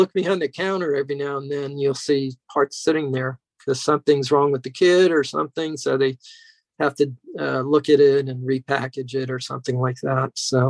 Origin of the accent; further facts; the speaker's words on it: New York, United States; As a kid, I grew up in New York, and I was luckily was taken to a place called Polk's Hobby.